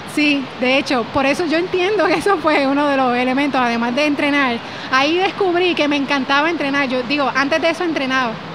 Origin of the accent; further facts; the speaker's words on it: Yauco, Puerto Rico; moved away as an adult; also born or lived in Cayey, Puerto Rico; now in Dorado, Puerto Rico; salí de Yauco y no regreso a visitar a mami